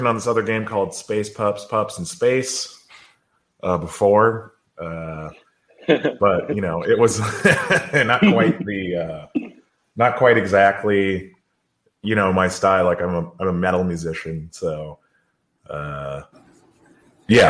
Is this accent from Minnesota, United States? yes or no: yes; Minneapolis, Minnesota, United States; now in Philadelphia, United States; I'm from Philly. I'm not from there. I'm originally from Minneapolis